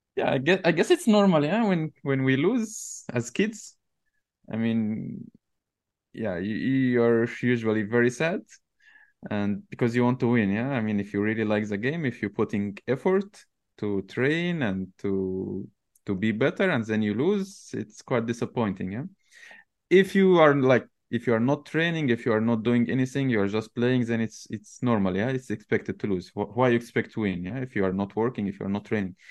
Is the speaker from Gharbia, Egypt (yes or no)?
yes; Tanta, Gharbia, Egypt; so in Egypt, I'm, I'm not from Cairo originally. I'm from a city called Tanta, which is, uh, between Cairo and Alexandria.